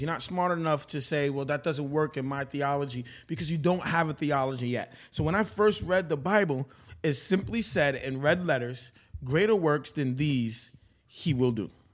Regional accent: New York City, New York, United States; I'm from Brooklyn, New York.

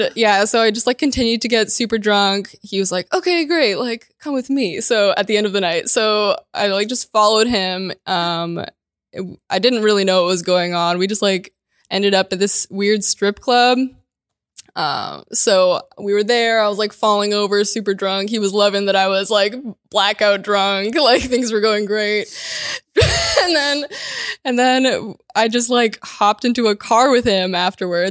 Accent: Ukraine; moved away; so where are you from? And I was like, Ukraine

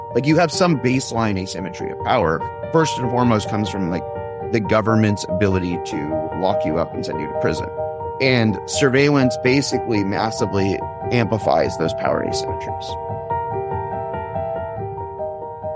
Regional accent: Palo Alto, California, United States; I grew up in Palo Alto

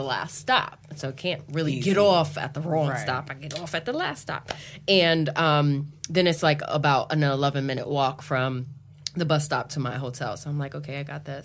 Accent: New York City, New York, United States; I'm a New Yorker. I take the subway damn near every day

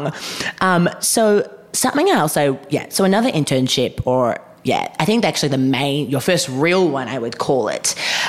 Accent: Melbourne, Victoria, Australia; we are from Melbourne

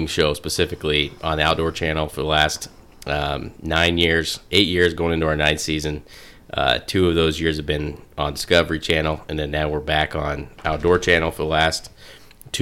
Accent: Montana, United States; moved away; When I grew up in Montana

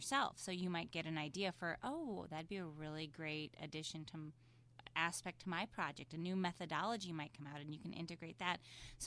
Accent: Midwest, United States; I'm from the Midwest

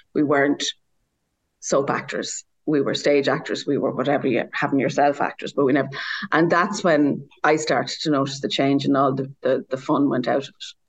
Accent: Ireland; moved away as an adult; also born or lived in Dublin; I grew up in the country and I grew up at a certain time

